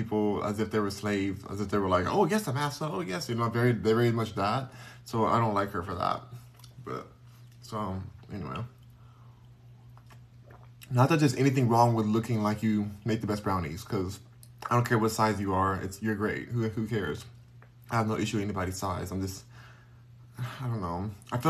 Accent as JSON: {"language": "English", "town": "Los Angeles", "region": "California", "country": "United States", "said": "I'm from Los Angeles. Where the Lakers are at, I'm from Los Angeles."}